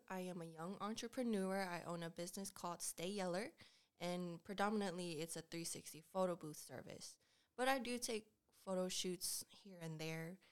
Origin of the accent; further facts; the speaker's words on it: Lawrenceville, Georgia, United States; also born or lived in Decatur; Yes, I was born in Decatur, but I grew up in Lawrenceville, and I went to school at Peachy Ridge High School.